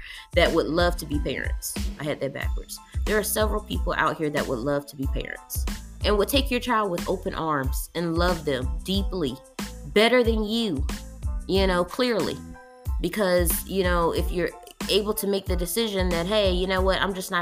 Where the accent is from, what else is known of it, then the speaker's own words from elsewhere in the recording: North Carolina, United States; now in Texas, United States; that's my home state